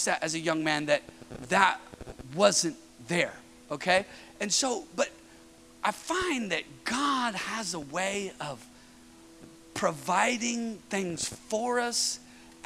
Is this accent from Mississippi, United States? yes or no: no; Northern California, United States; moved away as an adult; now in Southern California, United States; I'm from Northern California. I'm here in Southern California